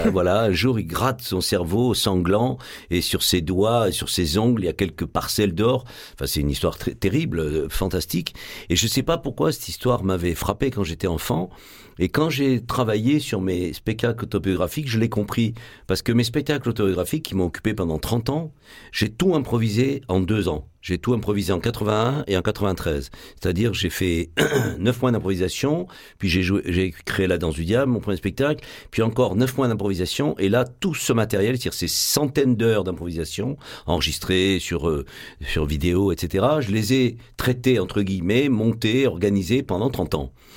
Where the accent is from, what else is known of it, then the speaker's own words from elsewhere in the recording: Marseille, Provence-Alpes-Côte d'Azur, France; accent: Marseillais; moved away as an adult; also born or lived in Paris; je suis marseillais. Moi, je suis né au Chartreux, euh, pas loin d'ici. J'ai passé une grande partie de mon enfance à Saint-Louis, dans ce qu'on appelle aujourd'hui les quartiers nord.